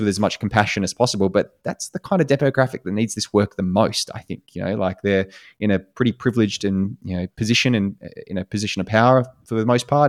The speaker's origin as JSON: {"language": "English", "country": "Australia", "also_born_or_lived": "United States", "moved": "as an adult", "said": "as an Australian"}